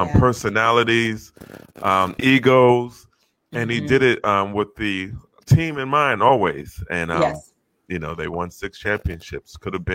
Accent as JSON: {"language": "English", "region": "New York", "country": "United States", "tie": "born or raised there", "said": "growing up in New York"}